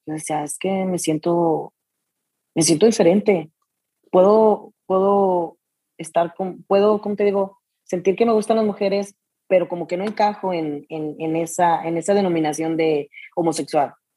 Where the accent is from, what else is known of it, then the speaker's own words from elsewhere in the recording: Jesús María, Jalisco, Mexico; also born or lived in Arandas, Jalisco; soy de Jesús María, pero nací en Arandas, pero toda mi vida, pues, crecí en Jesús María, Jalisco